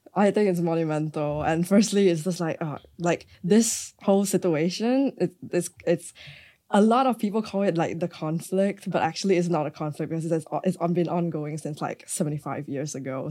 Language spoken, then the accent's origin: English; Malaysia; growing up in Malaysia